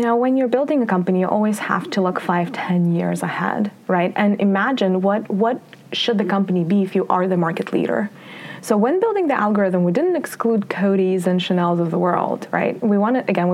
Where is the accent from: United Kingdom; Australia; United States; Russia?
Russia; moved away; I grew up in the Soviet Union / Russia